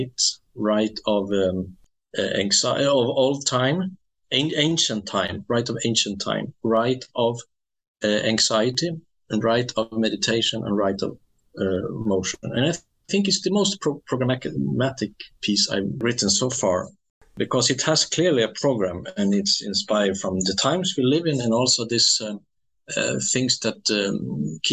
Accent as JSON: {"language": "English", "town": "Skellefteå", "region": "Västerbotten County", "country": "Sweden", "tie": "born or raised there", "second_language": "English", "moved": "yes", "said": "my hometown"}